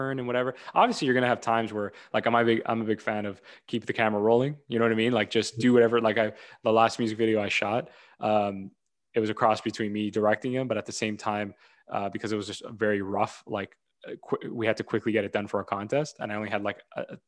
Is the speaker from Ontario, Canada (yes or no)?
yes; Toronto, Ontario, Canada; I'm from Toronto